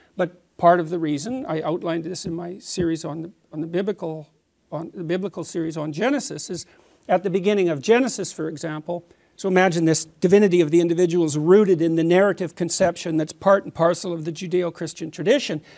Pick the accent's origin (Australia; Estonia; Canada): Canada; as a Canadian